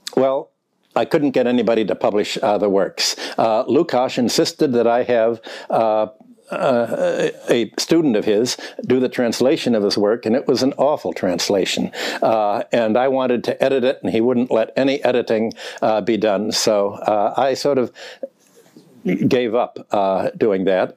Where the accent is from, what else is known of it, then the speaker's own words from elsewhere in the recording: Chicago, Illinois, United States; also born or lived in Minneapolis; when I grew up in Chicago